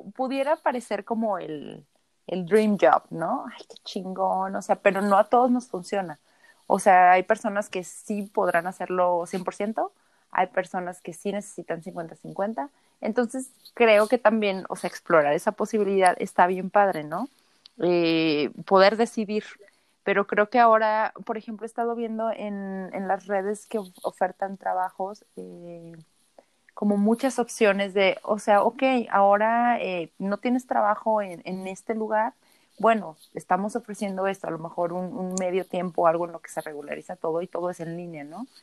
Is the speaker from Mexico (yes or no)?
yes; Mexico; nosotros como mexicanos